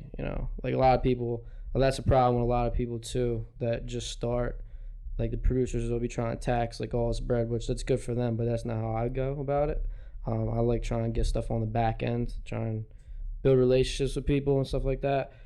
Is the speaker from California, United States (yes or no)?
no; Ridley, Pennsylvania, United States; moved away as an adult; now in Philadelphia, United States; I grew up in Ridley, Delaware County.